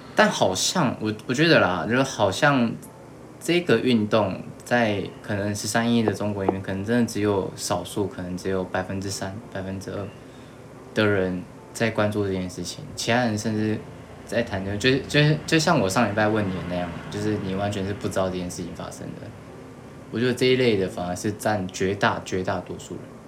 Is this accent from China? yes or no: no; Taiwan; 我们台湾